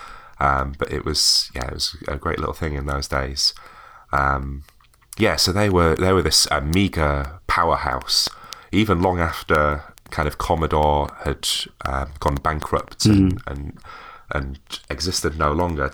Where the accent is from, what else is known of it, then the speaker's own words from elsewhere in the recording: Wakefield, Yorkshire and the Humber, United Kingdom; moved away as an adult; I'm originally from Wakefield